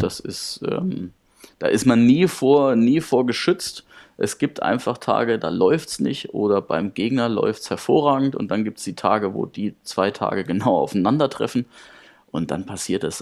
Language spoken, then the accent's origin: German; Karlstadt, Bavaria, Germany; ich habe angefangen beim TSV Karlstadt. Das ist der Ort, wo ich geboren bin und auch meine komplette Jugend verbracht habe